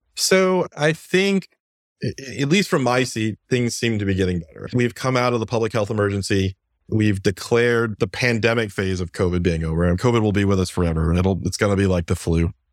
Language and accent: English; Iowa, United States; now in Virginia, United States; Growing up in Iowa